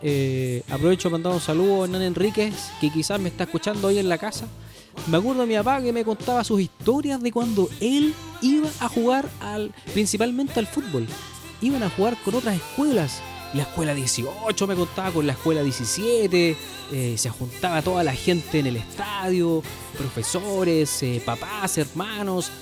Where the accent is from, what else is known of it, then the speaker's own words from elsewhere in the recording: Chile; nosotros, los chilenos